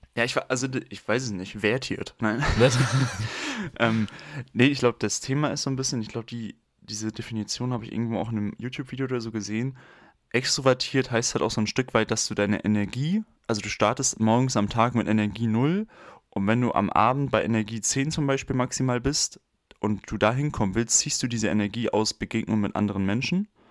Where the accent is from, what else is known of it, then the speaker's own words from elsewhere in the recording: Mecklenburg-Vorpommern, Germany; moved away; ich hatte in der 9. Klasse noch nicht mein Handy, ich komme aus MV.